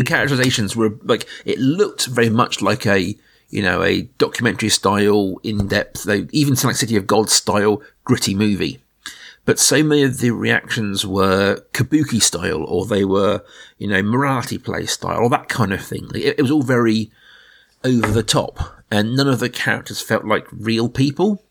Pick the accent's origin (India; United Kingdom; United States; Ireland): United Kingdom; Middle England; we are two guys from Middle England